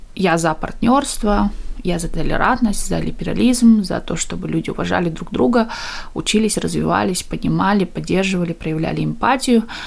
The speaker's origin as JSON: {"language": "Russian", "region": "East Kazakhstan Region", "country": "Kazakhstan", "tie": "born or raised there", "moved": "as an adult", "lives_now": "United Kingdom", "said": "мы из Восточного Казахстана, и села, где село, которое основали переселенцы из Украины, и мы всегда жили очень такое в межнациональном, межкультурном обществе. Я выросла в такой атмосфере"}